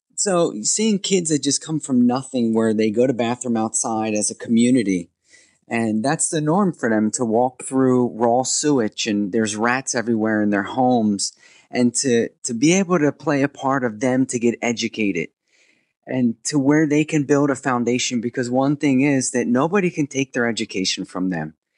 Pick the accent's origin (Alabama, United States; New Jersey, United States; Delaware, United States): New Jersey, United States; moved away as an adult; also born or lived in India; I came from America, born and raised over here in New Jersey